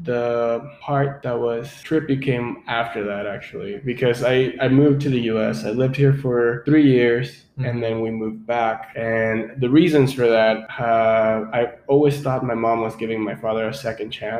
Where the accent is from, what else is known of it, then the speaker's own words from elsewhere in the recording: Mexico City, Mexico; now in Austin, United States; my first memories of living in Mexico City are just growing up with my family members